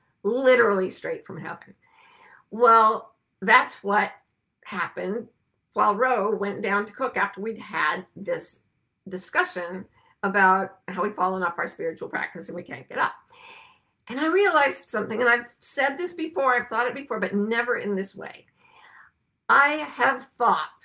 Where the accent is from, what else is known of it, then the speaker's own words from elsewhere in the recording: near the Great Salt Lake, Utah, United States; I grew up near the Great Salt Lake, which was an ocean that just evaporated and left salt flats.